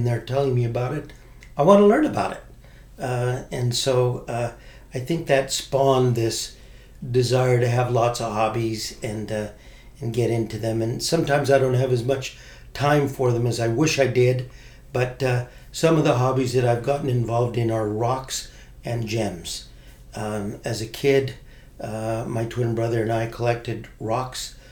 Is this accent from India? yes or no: no; Boise, Idaho, United States; I was born in Boise, Idaho